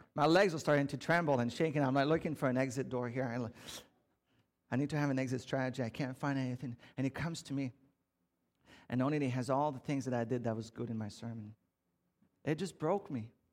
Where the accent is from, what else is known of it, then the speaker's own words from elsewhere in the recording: Canada; I'm French Canadian